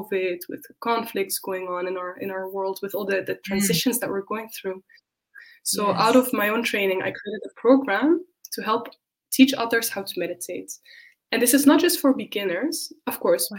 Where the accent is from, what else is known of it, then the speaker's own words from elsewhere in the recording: Netherlands; moved away as an adult; also born or lived in Spain; now in Berlin, Germany; I'm from the Netherlands. I have left home about 8 years ago